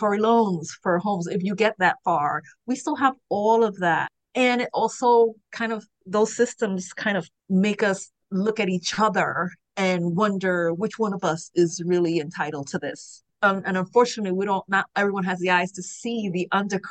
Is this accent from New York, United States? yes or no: yes; New York City, New York, United States; growing up in New York City with parents from the first diaspora